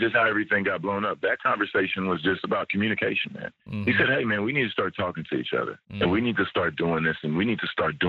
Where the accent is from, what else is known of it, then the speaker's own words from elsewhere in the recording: United States; moved away as an adult; I'm an American living in another country.